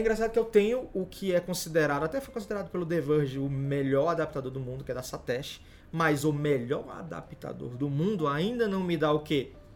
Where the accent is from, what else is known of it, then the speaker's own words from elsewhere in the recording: Fortaleza, Ceará, Brazil; eu não moro em São Paulo, sou de Fortaleza